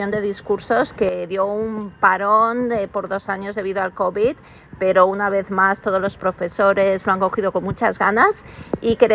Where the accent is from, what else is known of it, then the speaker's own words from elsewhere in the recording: Valencia, Valencian Community, Spain; now in Brisbane, Australia; soy de Valencia, de España.